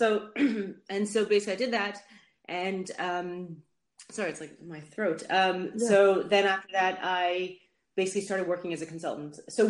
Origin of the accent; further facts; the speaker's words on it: Netherlands; also born or lived in United States; now in London, United Kingdom; I'm originally from Holland, and that's where lived when I was younger, and then after I left the States, I went back to Holland, but then I came to, I came to London for medical school, and I just stayed